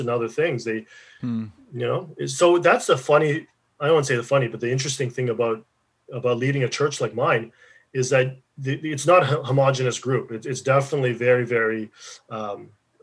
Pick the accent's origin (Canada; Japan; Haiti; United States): Canada; Regina, Saskatchewan; I grew up in Regina